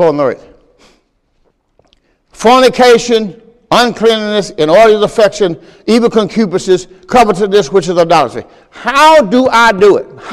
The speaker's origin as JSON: {"language": "English", "region": "Mississippi", "country": "United States", "also_born_or_lived": "Pontiac, Michigan", "moved": "yes", "said": "I'm from Mississippi"}